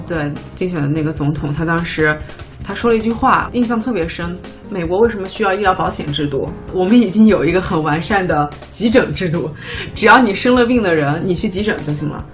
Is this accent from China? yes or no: yes; China; now in United States; 我们中国人